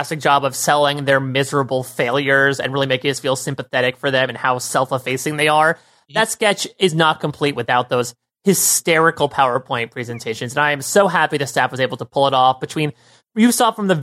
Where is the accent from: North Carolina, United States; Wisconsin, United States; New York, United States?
New York, United States; as a New Yorker